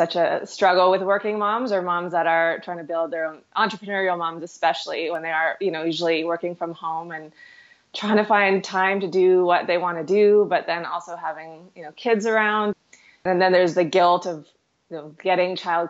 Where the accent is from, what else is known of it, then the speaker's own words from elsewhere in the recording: Houston, Texas, United States; also born or lived in New York City; now in Kelowna, Canada; I grew up in Houston, so I've always lived in big cities.